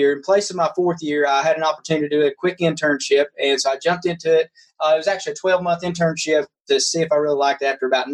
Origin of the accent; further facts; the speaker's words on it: Kentucky, United States; now in Knoxville, United States; I was raised in Kentucky on a 300-acre farm